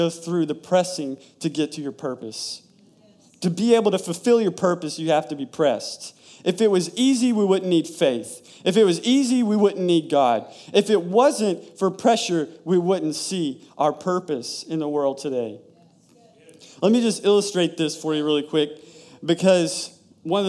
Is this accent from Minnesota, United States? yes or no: no; Tennessee, United States; now in Florida, United States; I'm from Tennessee